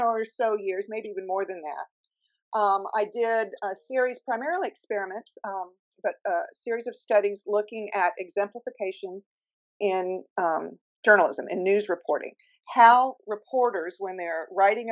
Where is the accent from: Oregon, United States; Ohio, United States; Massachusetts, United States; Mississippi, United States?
Ohio, United States; Cincinnati; moved away as an adult; also born or lived in Tuscaloosa, Alabama; now in Chapel Hill, United States; I was born and raised in Cincinnati, Ohio